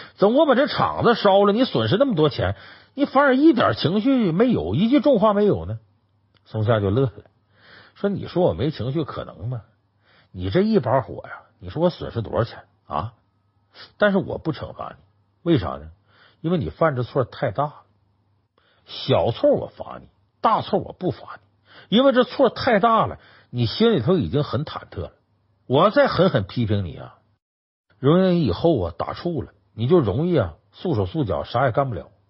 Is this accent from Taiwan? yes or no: no; Northeast China, China; accent: Northeastern; 是我们东北话